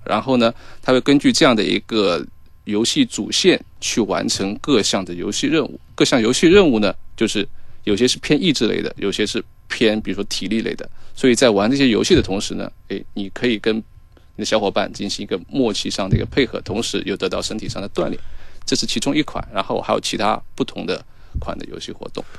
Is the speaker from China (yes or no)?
yes; Wenzhou, Zhejiang, China; moved away as an adult; also born or lived in Shanghai; 回老家，回我老家温州，在那边去那个休养嘛